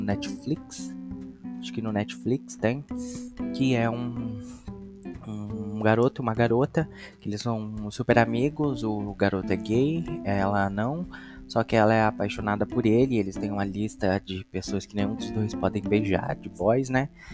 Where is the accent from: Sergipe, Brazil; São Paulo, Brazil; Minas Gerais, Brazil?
São Paulo, Brazil; also born or lived in Itaquaquecetuba; sou nascido e criado aqui mesmo em São Paulo